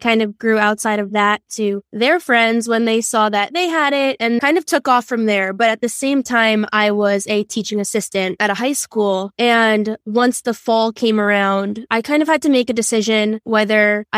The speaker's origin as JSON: {"language": "English", "area": "Long Island", "region": "New York", "country": "United States", "said": "I am 24. I'm from Long Island, New York."}